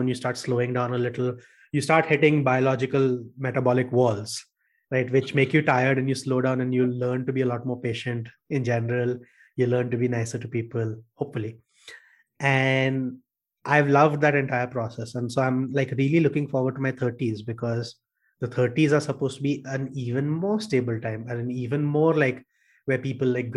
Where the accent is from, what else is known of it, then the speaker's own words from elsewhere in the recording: Kolkata, West Bengal, India; moved away as an adult; also born or lived in Bangalore; I came to Bangalore away from Calcutta